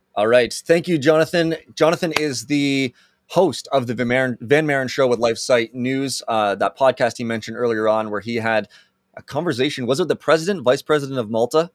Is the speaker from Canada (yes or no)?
yes; Canada; as Canadians